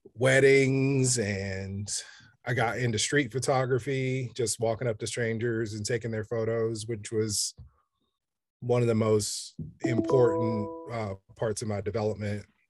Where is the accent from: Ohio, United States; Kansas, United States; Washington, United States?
Kansas, United States; Kansas City; I grew up in Kansas City, Kansas